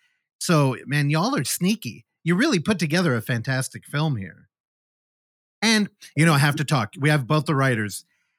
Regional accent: California, United States; I'm from California where classically there are no basements here.

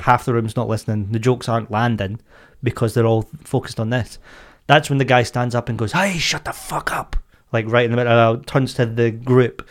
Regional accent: Scotland, United Kingdom; I am Scottish

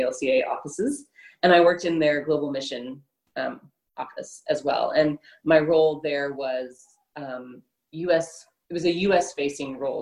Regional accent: Houston, Texas, United States; also born or lived in California; I was born in Houston and grew up as a young child here

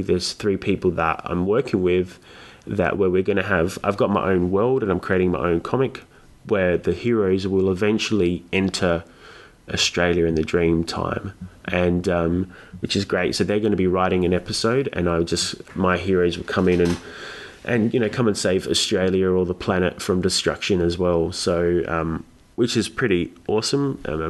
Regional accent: Cyprus; my background is, I'm from Greek, I'm Greek Cypriot. So like people of Cyprus, we have a lot of links to Greek, Egyptian, Syrian mythology, all that region.

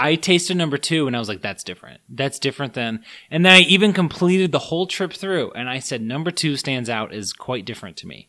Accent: United States; I was born in the States

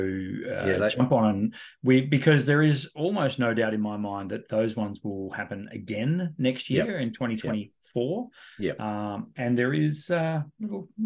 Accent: the Mallee, Victoria, Australia; it's where I'm from. I'm from the Mallee, Mallee boy

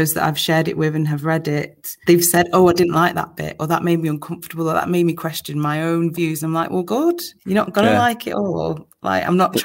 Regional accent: Manchester, North West England, United Kingdom; I'm so proud to be from Manchester

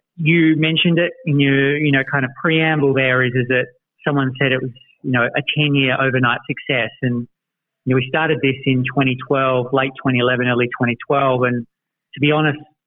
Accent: Australia; now in United States; resident Aussie in the NuORDER office

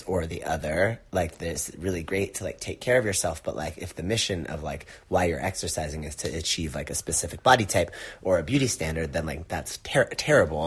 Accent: Long Beach, California, United States; I grew up in Long Beach

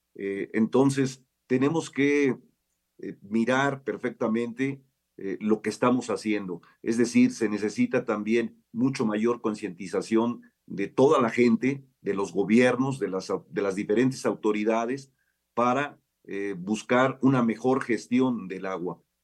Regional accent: Mexico

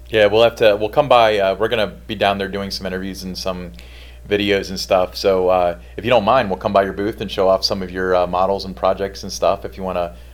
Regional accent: Edgewood, Kentucky, United States; now in Fort Thomas, United States; I grew up in Edgewood.

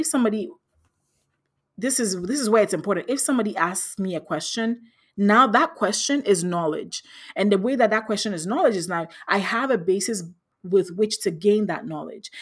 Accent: Ghana; moved away as an adult; also born or lived in Philadelphia, United States; I grew up in Ghana in West Africa

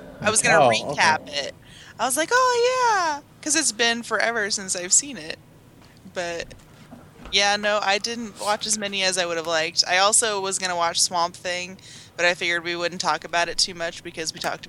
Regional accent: Illinois, United States; My home state's Illinois.

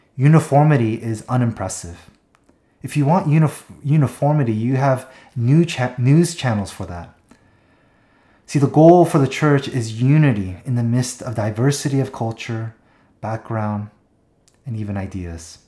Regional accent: Seattle, Washington, United States; moved away; also born or lived in Southern California; we went up to Seattle, my hometown

